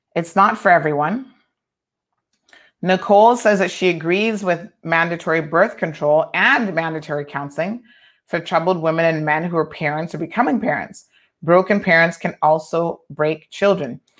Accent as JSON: {"language": "English", "country": "United States", "tie": "born or raised there", "moved": "yes", "lives_now": "Cayman Islands", "said": "I grew up primarily in the States"}